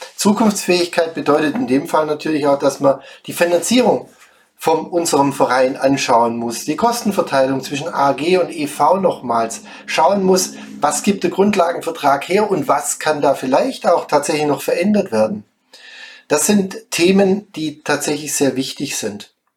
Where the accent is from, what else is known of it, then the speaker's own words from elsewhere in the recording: Schwäbisch Gmünd, Baden-Württemberg, Germany; moved away as an adult; now in Heldenstein, Germany; komme gebürtig aus Schwäbisch Gmünd